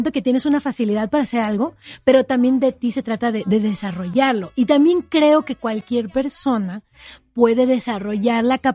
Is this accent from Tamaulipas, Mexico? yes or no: no; Oaxaca, Mexico; a los siete años de edad en mi tierra natal, Oaxaca